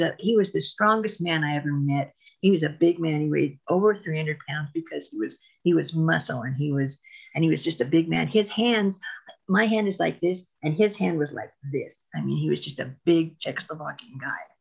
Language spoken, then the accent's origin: English; Reno, Nevada, United States; also born or lived in Ely, Nevada / Diamond Valley, Nevada; I was born and raised in Reno. And then when I was in eighth grade, we went to a little, little, little town called Ely, Nevada